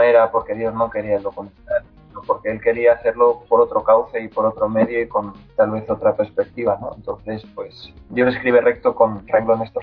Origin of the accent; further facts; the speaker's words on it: Spain; como español